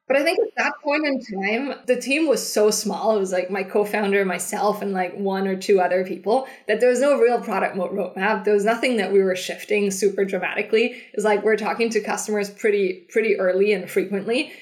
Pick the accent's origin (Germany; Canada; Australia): Germany; moved away as an adult; also born or lived in Switzerland / San Francisco; I'm originally from Germany